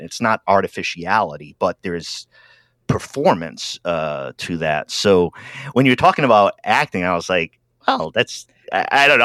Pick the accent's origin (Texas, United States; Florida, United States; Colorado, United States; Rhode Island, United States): Rhode Island, United States; now in Oregon, United States; I'm a, a, a, Yankee from up in Rhode Island, and uh, uh, I live out in Oregon now